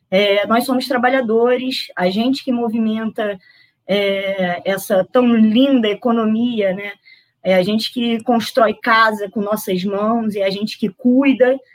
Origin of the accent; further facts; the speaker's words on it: Nova Iguaçu, Rio de Janeiro, Brazil; eu sou de Nova Iguaçu, estou no Rio de Janeiro, mas tenho muito orgulho de dizer que meu país é Nova Iguaçu, é, é o meu berço, né, para onde, é, onde eu fui criada